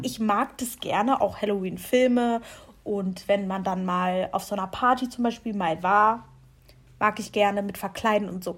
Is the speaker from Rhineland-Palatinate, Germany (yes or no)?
no; Lower Saxony, Germany; moved away as an adult; now in Mannheim, Germany; zu Hause, wo wir herkommen